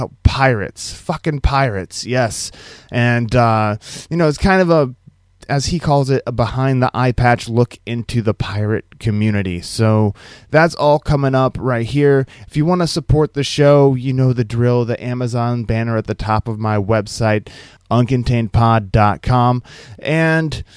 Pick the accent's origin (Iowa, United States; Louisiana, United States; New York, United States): Iowa, United States; I'm from Iowa.